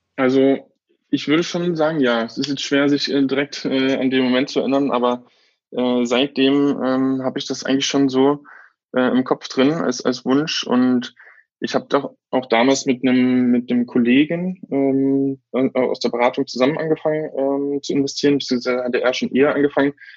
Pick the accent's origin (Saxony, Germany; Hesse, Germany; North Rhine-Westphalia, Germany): Saxony, Germany; Bautzen; now in Berlin, Germany; Das ist quasi mein Heimatort